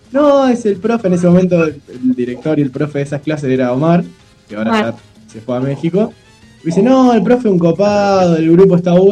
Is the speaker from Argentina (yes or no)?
yes; Los Quirquinchos, Santa Fe, Argentina; now in Rosario, Argentina; soy, rosarino por adopción. Yo en realidad soy de los Quirquinchos. Me vine a estudiar en el 2009.